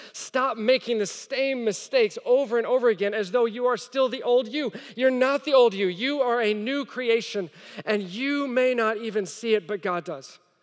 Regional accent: the Bible Belt, United States; moved away as an adult; also born or lived in Rome, Italy; I grew up in the Bible Belt. And then I lived overseas. I lived in Rome, in the heart of Catholicism.

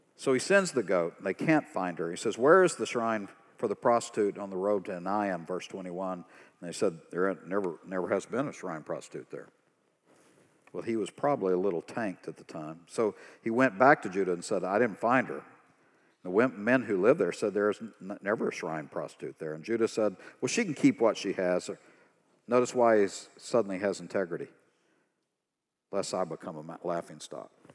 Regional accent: East Texas, United States; I'm from East Texas. These are my people.

